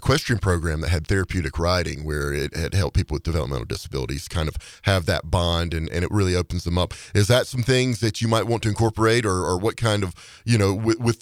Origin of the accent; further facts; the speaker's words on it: North Carolina, United States; also born or lived in Havre, Montana; now in Helena, United States; Now I'm a North Carolinian, if you can't tell from the accent